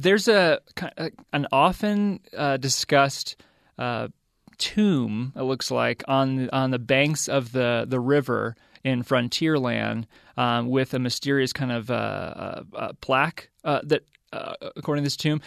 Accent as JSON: {"language": "English", "region": "the South", "country": "United States", "tie": "born or raised there", "moved": "yes", "lives_now": "the West, United States", "said": "I grew up in the South"}